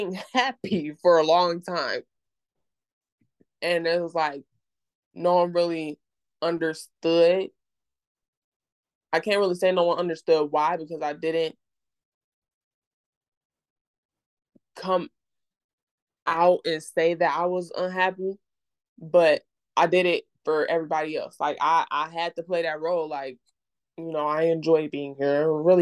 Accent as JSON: {"language": "English", "region": "Mississippi", "country": "United States", "tie": "born or raised there", "also_born_or_lived": "Illinois", "moved": "yes", "said": "I'm originally from Illinois, but I moved to Mississippi at a really young age, around like 2008, 2007"}